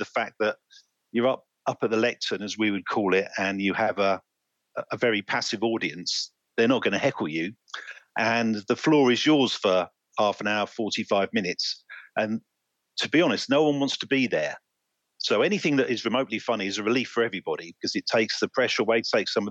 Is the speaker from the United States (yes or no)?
no; Cambridge, East of England, United Kingdom; also born or lived in Oxford, England; I grew up in England, mainly around Cambridge. And I now live about 10 miles just north of Oxford